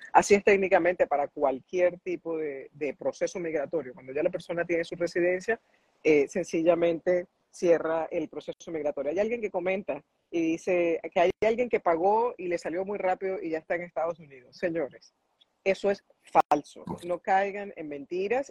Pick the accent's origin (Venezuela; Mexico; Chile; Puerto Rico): Venezuela; now in United States; yo soy venezolana